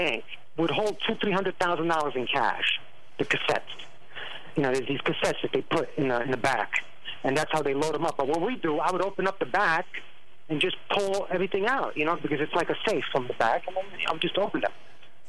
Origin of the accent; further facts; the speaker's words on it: United States; I was born here in America